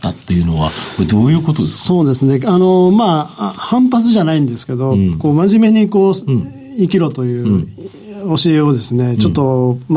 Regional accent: Toyonaka, Osaka, Japan; 出身は大阪府の豊中市であります。

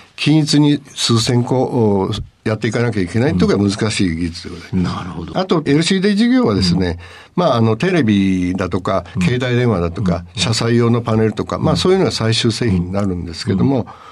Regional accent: Imabari, Ehime, Japan; moved away as an adult; also born or lived in Shizuoka; 愛媛県の今治市の外れです

